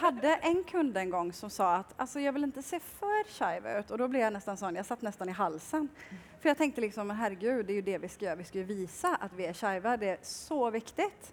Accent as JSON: {"language": "Norwegian", "town": "Kalmar", "region": "Kalmar County", "country": "Sweden", "moved": "yes", "lives_now": "Oslo, Norway", "said": "Jeg kommer fra Kalmar i eh, Sverige"}